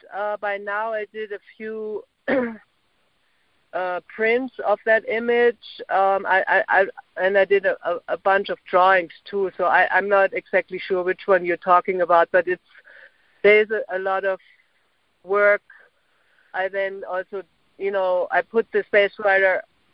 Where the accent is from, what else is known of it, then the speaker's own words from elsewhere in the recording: Berlin, Germany; English is a second language; moved away as an adult; now in New York, United States; And also, I'm an immigrant, so I mean, I don't know, but that probably has to do something too. I mean, I immigrated from Berlin to New York in 1998